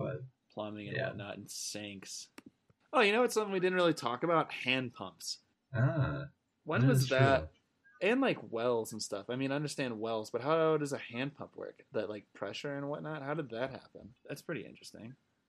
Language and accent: English; Waunakee, Wisconsin, United States; now in Thornton, United States; growing up in Wanakee